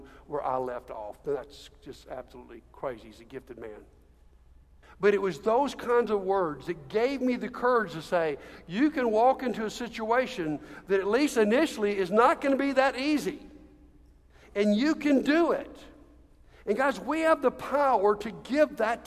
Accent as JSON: {"language": "English", "town": "Montgomery", "region": "Alabama", "country": "United States", "tie": "born or raised there", "moved": "as an adult", "said": "come back to my hometown"}